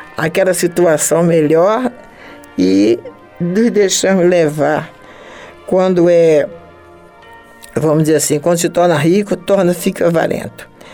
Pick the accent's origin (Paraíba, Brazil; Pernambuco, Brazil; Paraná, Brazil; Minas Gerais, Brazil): Pernambuco, Brazil; Recife; moved away as an adult; also born or lived in Natal, Rio Grande do Norte; now in Rio de Janeiro, Brazil; Eu amo a cidade onde eu nasci, que é Natal, lá em Rio Grande do Norte. Amo Recife, onde eu passei a grande parte da minha infância, a grande parte, a minha adolescência, um pouco, né, o princípio da minha juventude